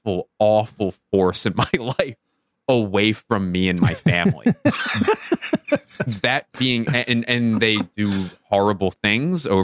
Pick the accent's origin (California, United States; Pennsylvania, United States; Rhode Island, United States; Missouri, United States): Pennsylvania, United States; Philadelphia; moved away as an adult; also born or lived in Los Angeles; me moving to my hometown of Philadelphia after living in Los Angeles for 10 years